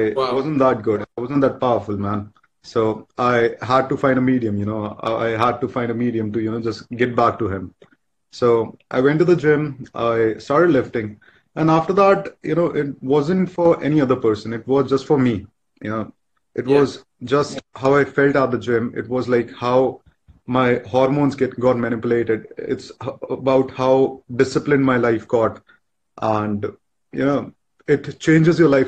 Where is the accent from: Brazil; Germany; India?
India; I am 24. I'm from India.